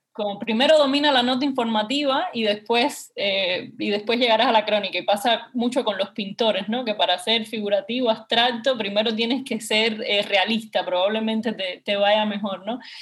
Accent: Havana, Cuba; accent: Cuban; yo vengo de de un barrio que se llama el barrio del Cerro

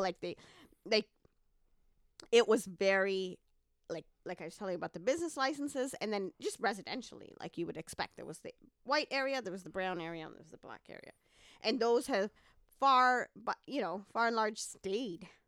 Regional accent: Dar es Salaam, Tanzania; also born or lived in Canada; now in Columbia, United States; I'm originally from Tanzania, Dar-, Dar es Salaam, Tanzania, which is, um, where I was born

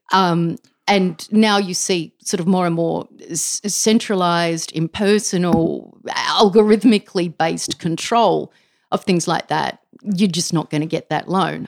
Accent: Canberra, Australian Capital Territory, Australia; I grew up in Canberra

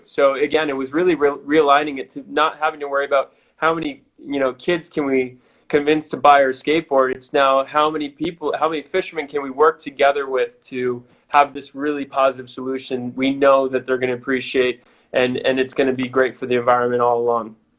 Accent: United States; moved away as an adult; also born or lived in Sydney, Australia / Chile; me being an American

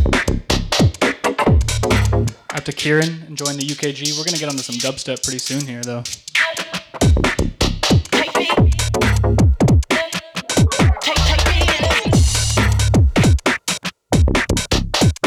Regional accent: Kansas City, Missouri, United States; I'm from Kansas City, Midwest, United States.

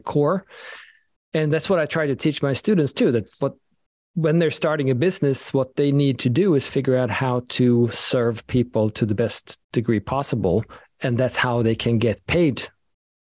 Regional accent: Sweden; moved away; I'm from Sweden, so both of my names, unfortunately, are very Scandinavian

